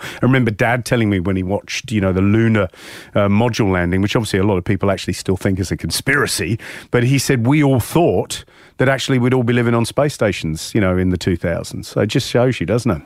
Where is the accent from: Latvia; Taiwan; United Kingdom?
United Kingdom; England; moved away as an adult; now in Australia; growing up in England